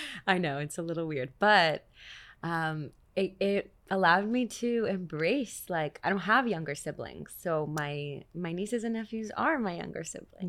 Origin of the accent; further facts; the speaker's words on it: Montreal, Quebec, Canada; moved away as an adult; also born or lived in New York; now in Israel; that's what I grew up listening to in Montreal.